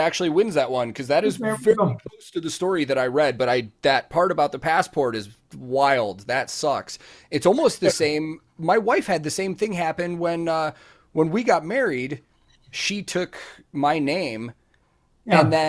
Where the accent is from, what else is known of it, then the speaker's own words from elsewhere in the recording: United States; being American